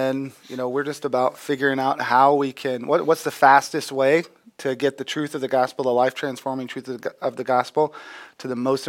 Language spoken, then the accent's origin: English; Texas, United States; also born or lived in Green Bay; now in Peoria, United States; I'm originally from Texas.